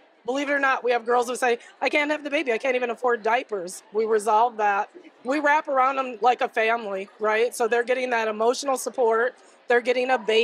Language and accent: English; Missouri, United States; I come from Missouri, which was the first abortion-free state in the nation